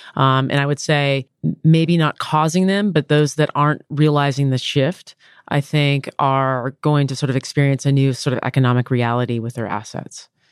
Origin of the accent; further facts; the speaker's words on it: Downey, California, United States; I grew up in Downey, California